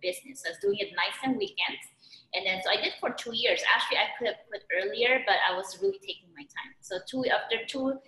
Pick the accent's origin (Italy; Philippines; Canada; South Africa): Philippines; moved away as an adult; now in United States; I was born and raised in the Philippines